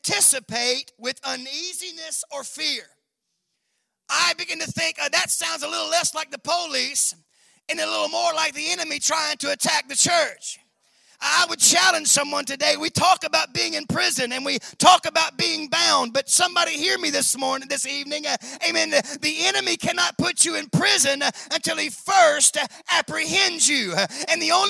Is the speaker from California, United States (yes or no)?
no; Memphis, Tennessee, United States; I was born and raised in Memphis, Tennessee